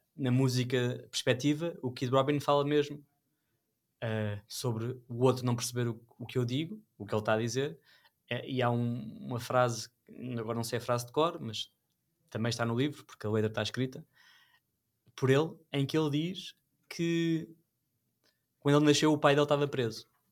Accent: Sintra, Lisbon, Portugal; eu sou de Sintra

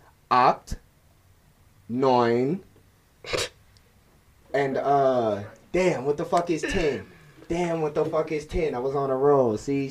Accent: New Orleans, Louisiana, United States; I'm from New Orleans now.

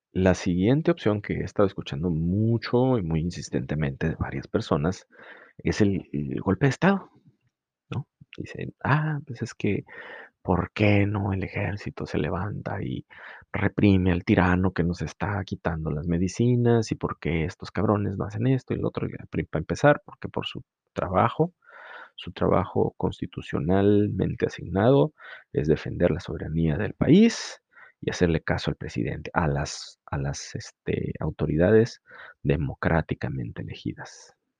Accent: Mexico; como mexicanos

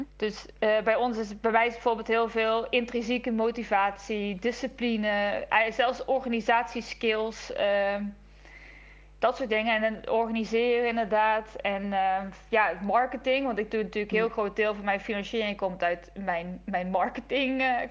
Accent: Netherlands; als Nederlanders

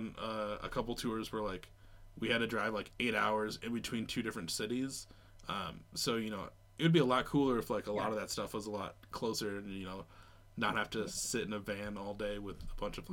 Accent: United States; moved away as an adult; growing up in the States, where literally from where I'm at right now to where I grew up, I'm 5 hours away.

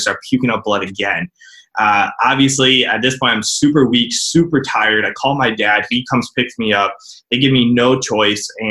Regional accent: Cleveland, Ohio, United States; I'm from Cleveland, Ohio

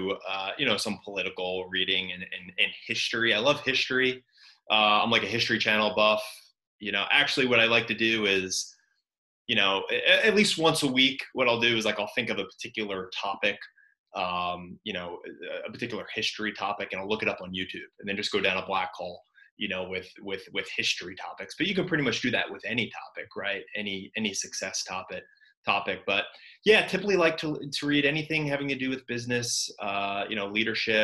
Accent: New York, United States; growing up in New York

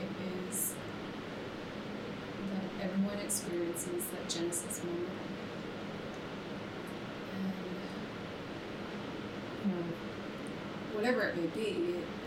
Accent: Navajo Nation, United States; we were raised on the Navajo reservation, very desolate, very rural

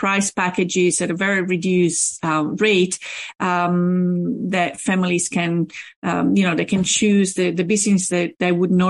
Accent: Rome, Lazio, Italy; now in Pittsburgh, United States; I'm from Rome

